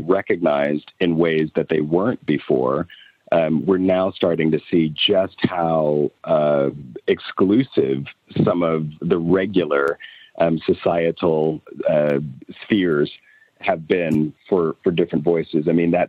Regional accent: United States; accent: American; now in London, United Kingdom; Because it is it's American in the same way that, Americans love the British accent, because it evokes, this poshness.

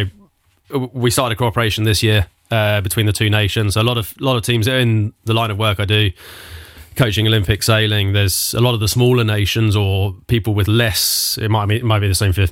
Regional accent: Southampton, South East England, United Kingdom; I'm Southampton, Hampshire

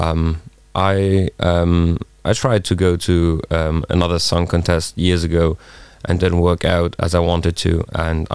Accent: Differdange, Luxembourg; my hometown de Fernange

